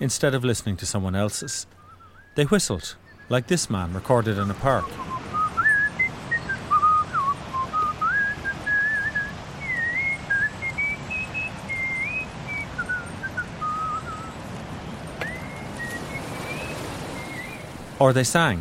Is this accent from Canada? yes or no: no; Ireland; I'm Irish